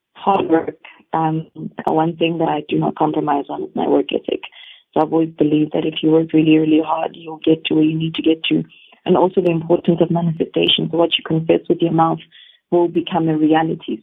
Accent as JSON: {"language": "English", "country": "South Africa", "said": "us as South Africans"}